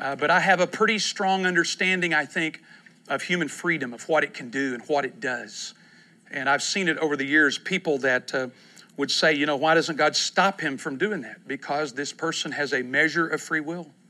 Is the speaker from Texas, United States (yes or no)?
yes; East Texas, United States; also born or lived in Kentucky; now in Oklahoma City, United States; I grew up in East Texas